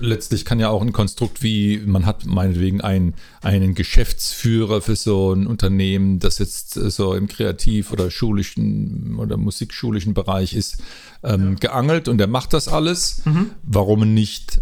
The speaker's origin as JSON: {"language": "German", "town": "Mannheim", "region": "Baden-Württemberg", "country": "Germany", "moved": "as an adult", "lives_now": "Rimbach, Germany", "said": "Ich bin eigentlich ein Mannheimer oder ein Mannemer, wie man sagt. Und äh, ich hab, seit 2000 lebe ich hier im Odenwald in Rimbach"}